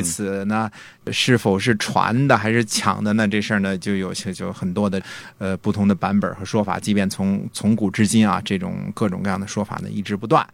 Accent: China; 我们中国人

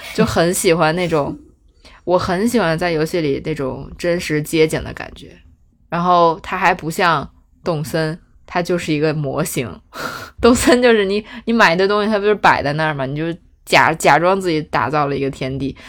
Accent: Beijing, China; 我们北京人过年都吃肯德基、麦当劳

